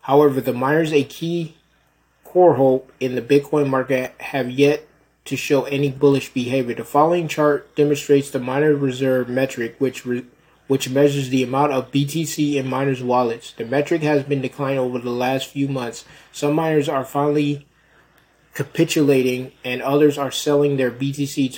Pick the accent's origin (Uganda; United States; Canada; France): United States; Rochester, New York; moved away; my hometown of Rochester, and Rochester, New York, not Rochester, Minnesota, Rochester, New York